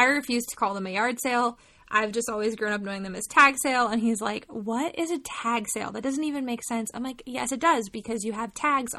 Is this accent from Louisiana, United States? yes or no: no; Massachusetts, United States; moved away as an adult; now in Pennsylvania, United States; I'm from Massachusetts and I live in Pennsylvania now and I have for 8 years. But I haven't lived in Massachusetts actually in like 11 years.